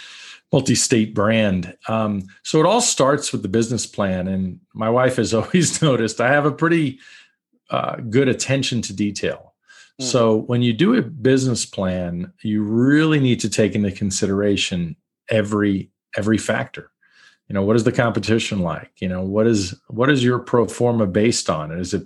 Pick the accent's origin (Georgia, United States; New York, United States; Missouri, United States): New York, United States; also born or lived in Brooklyn; So I grew up in New York, born in Brooklyn, New York. Lost the accent a little bit. I think I hide it on purpose. Born in Brooklyn, grew up in Long Island.